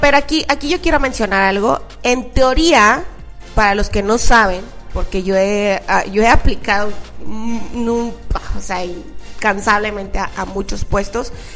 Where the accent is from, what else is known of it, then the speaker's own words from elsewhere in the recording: Mexico; me fui hasta la Ciudad de México porque yo soy de provincia